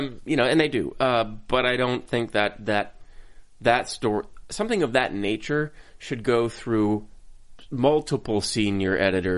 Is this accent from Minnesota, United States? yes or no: yes; Minnesota, United States; I couldn't get any whiter. I'm from Minnesota